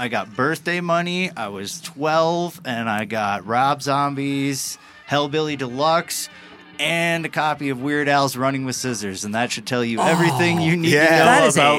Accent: Green Bay, Wisconsin, United States; I'm from Green Bay.

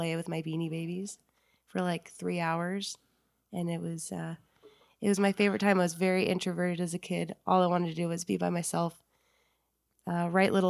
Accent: Reno, Nevada, United States; also born or lived in Incline Village, Nevada; I grew up in Incline and I moved down to Reno when I was 9

